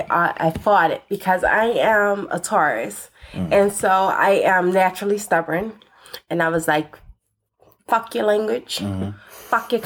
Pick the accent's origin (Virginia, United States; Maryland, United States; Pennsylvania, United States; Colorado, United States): Pennsylvania, United States; Philadelphia; But I'm from North Philly.